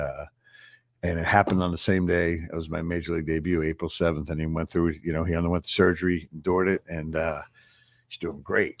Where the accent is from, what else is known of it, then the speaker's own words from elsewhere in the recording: Long Island, New York, United States; Paul and I grew up on Long Island at the same time